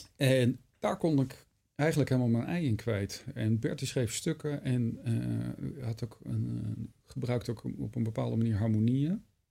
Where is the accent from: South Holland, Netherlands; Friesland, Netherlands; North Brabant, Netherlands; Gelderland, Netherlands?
Gelderland, Netherlands; Wageningen; moved away; En ik was net naar Wageningen verhuisd. Ja. Terug verhuisd, waar ik vandaan kom